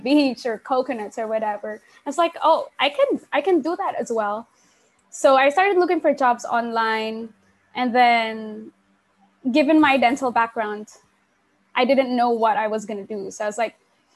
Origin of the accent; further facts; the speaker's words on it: Sasmuan, Central Luzon, Philippines; I actually grew up in a very small town called Sasmuan, which is in the Philippines